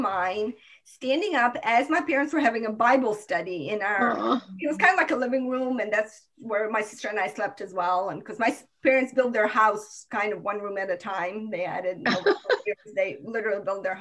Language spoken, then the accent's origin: English; Croatia; now in United States; Then I became a citizen of Croatia